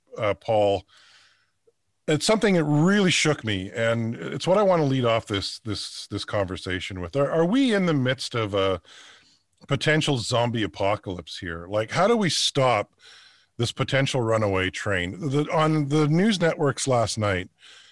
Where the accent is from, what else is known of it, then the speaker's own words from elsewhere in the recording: Lethbridge, Alberta, Canada; now in Toronto, Canada; I'm originally from Southern Alberta. So specifically kind of grew up around the Lethbridge, Fort McLeod area